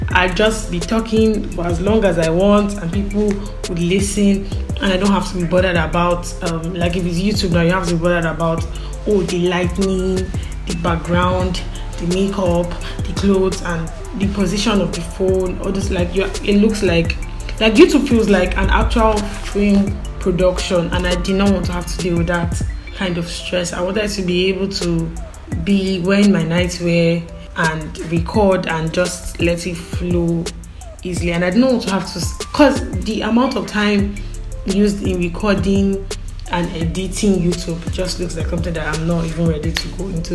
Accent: Igbo, Igboland, Nigeria; accent: Igbo; I'm Igbo, by the way, I'm Igbo. I don't know if you tell from my diction or accent, but I'm Igbo.

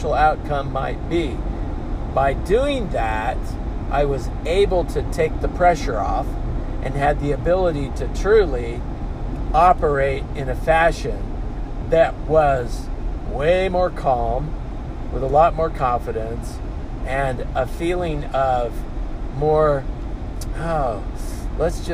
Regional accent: Oakley, Kansas, United States; moved away; I just spent a day and a half in my hometown

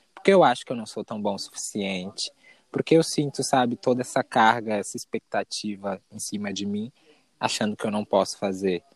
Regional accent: São Paulo, Brazil; moved away as an adult; now in Vale do Capão, Brazil; sou da capital de São Paulo, nasci e cresci lá.

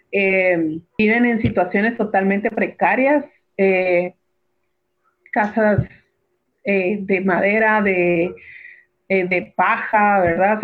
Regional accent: Guatemala City, Guatemala Department, Guatemala; moved away as an adult; now in Cobán, Guatemala; yo no soy de Cobán, yo soy de la ciudad de Guatemala, pero tengo 11 años de vivir acá en Cobán

